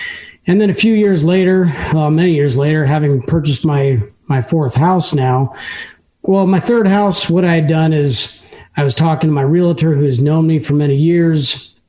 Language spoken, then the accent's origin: English; Tacoma, Washington, United States; it was in the town I was raised in Tacoma.